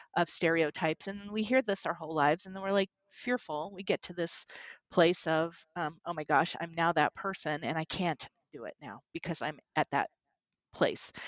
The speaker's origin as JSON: {"language": "English", "town": "New York City", "region": "New York", "country": "United States", "tie": "born or raised there", "said": "growing up in Brooklyn. And as a young girl, lived in Brooklyn"}